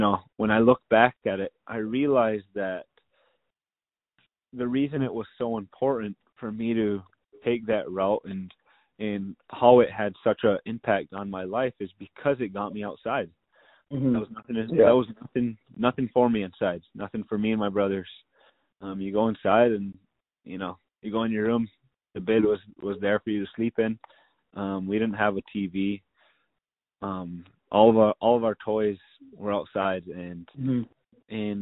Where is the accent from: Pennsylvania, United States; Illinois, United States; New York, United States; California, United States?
New York, United States; Onondaga Nation; growing up in Onondaga Nation